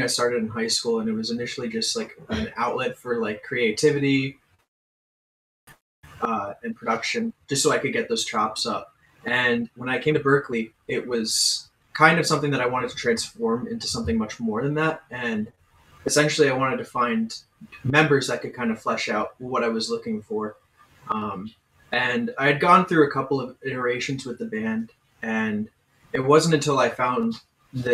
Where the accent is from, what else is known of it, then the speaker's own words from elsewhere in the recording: New Jersey, United States; I'm from New Jersey